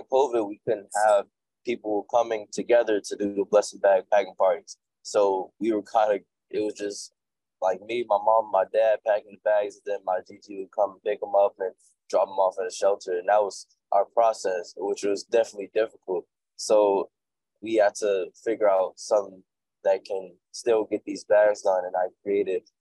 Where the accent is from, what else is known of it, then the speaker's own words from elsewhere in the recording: Chicago, Illinois, United States; I'm from Chicago, and I started off mainly in Chicago